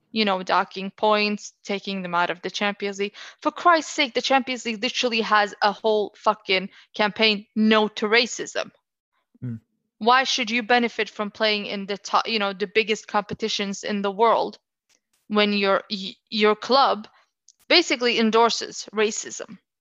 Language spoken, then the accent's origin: English; Oslo, Norway; I'm from Oslo, uh, whenever I live there